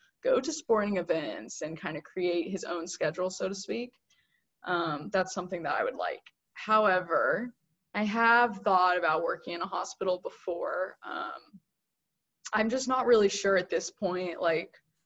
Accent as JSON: {"language": "English", "town": "Fresno", "region": "California", "country": "United States", "tie": "born or raised there", "moved": "as an adult", "said": "growing up in Fresno"}